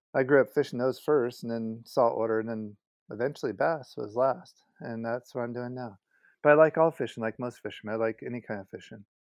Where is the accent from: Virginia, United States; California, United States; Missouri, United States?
California, United States; Southern; moved away as an adult; I was born in California, Southern California, and so I grew up on the West Coast for about thirty years